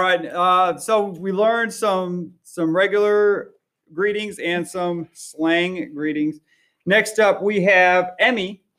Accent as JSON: {"language": "English", "country": "United States", "said": "I'm from America."}